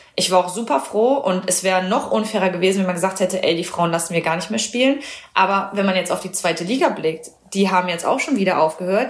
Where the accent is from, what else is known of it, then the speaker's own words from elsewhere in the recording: Düren, North Rhine-Westphalia, Germany; moved away as an adult; now in Potsdam, Germany; ich liebe meine Heimat, also Düren da in der Richtung.